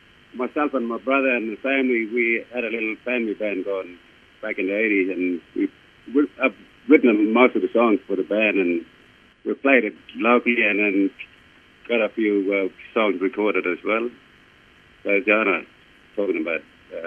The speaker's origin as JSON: {"language": "English", "area": "Kununurra and Yiyili", "region": "Western Australia", "country": "Australia", "said": "I live out at uni and work at uni, and I'm all part of the Kununurra and Yiyili mob from up this area."}